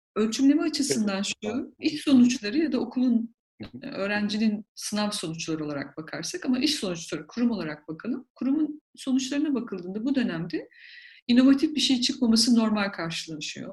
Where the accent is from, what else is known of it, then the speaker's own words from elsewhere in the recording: Black Sea Region, Turkey; ben Karadenizliyim